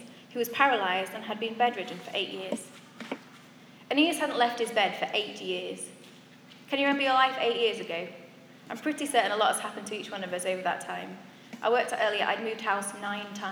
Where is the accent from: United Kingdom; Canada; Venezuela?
United Kingdom; Beverley, Yorkshire and the Humber; moved away; I went back to Beverley, which is my hometown, the place where I spent most of my teenage years